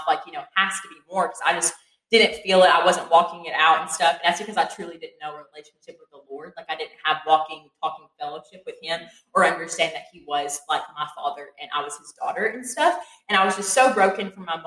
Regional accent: Crab Orchard, Kentucky, United States; moved away as an adult; now in Morehead, United States; I'm from Lincoln County. It's about 2 hours away from here, specifically the town of Crab Orchard.

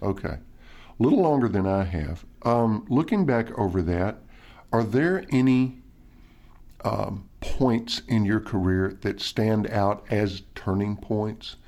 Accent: Nashville, Tennessee, United States; my hometown, Nashville, Tennessee

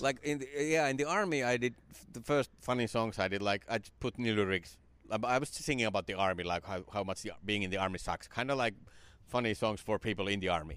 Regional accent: Finland; moved away; my hometown. It came to Finland in the nineties

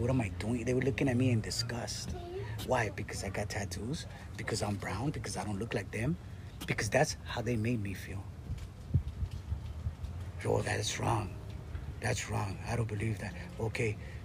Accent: La Puente, California, United States; my city where I grew up in La Puente

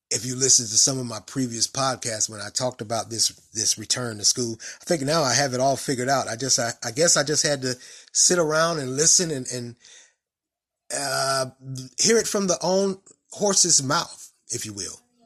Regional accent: Raleigh, North Carolina, United States; now in Durham, United States; I grew up in Raleigh

